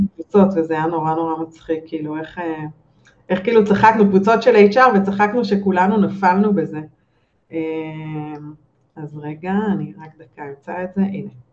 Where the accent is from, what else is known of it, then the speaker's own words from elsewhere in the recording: Israel; אנחנו כישראלים